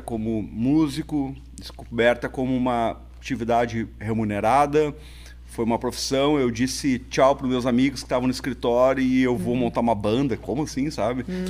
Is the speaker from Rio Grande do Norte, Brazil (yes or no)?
no; Porto Alegre, Rio Grande do Sul, Brazil; also born or lived in Santa Maria; Eu sou natural de Porto Alegre